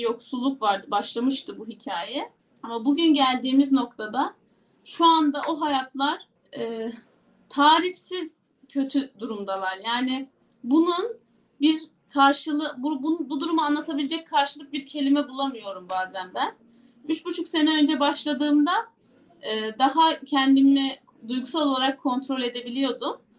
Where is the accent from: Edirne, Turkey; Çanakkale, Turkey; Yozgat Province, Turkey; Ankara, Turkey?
Yozgat Province, Turkey